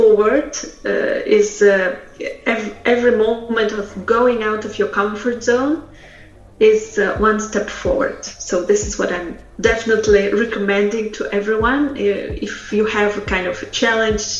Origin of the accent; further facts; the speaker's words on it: Russia; English is a second language; moved away as an adult; also born or lived in Poland; Polish is not my first language because originally I am from Russia, and I moved to Poland after some time knowing Russian and English